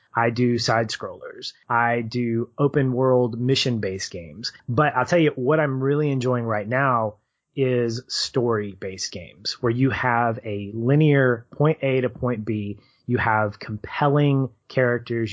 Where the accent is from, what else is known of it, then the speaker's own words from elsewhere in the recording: Arkansas, United States; I'm from Arkansas, the Diamond State